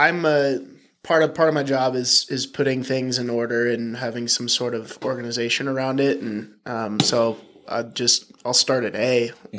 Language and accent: English; Virginia, United States; born there; But yeah, adopted from birth. I was born in Virginia.